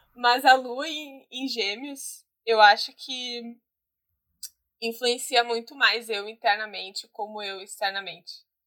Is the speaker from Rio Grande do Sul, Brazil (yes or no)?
yes; Guaíba, Rio Grande do Sul, Brazil; Eu sou de Guaíba